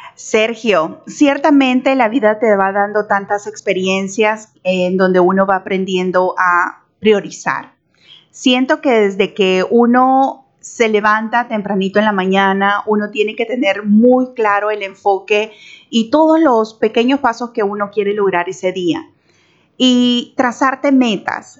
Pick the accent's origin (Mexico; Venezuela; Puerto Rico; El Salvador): El Salvador; moved away as an adult; now in Panama; salvadoreña, felizmente casada con un chiricano. Hace 12 años vivo en Panamá